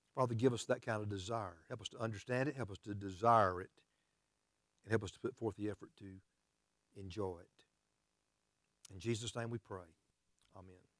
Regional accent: United States; as American Christians

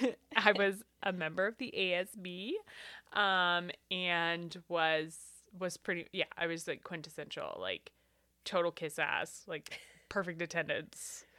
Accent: Eastern Washington, United States; now in Tacoma, United States; I grew up in Eastern Washington in a town of about six thousand people

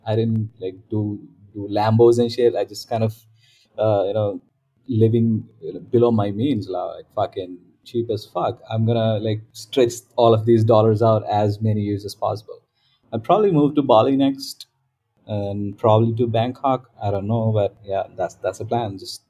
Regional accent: Riyadh, Riyadh Province, Saudi Arabia; also born or lived in Dubai; now in Southeast Asia; Okay, so I am from Riyadh. I am an Indian by ethnicity, but I didn't grow up in India. So I grew up in Riyadh and then, you know, Dubai.

